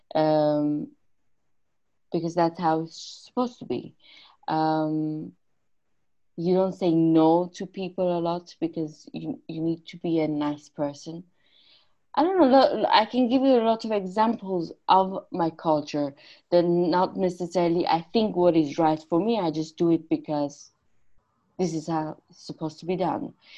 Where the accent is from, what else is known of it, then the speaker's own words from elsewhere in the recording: Iran; moved away; I'm Armenian from Iran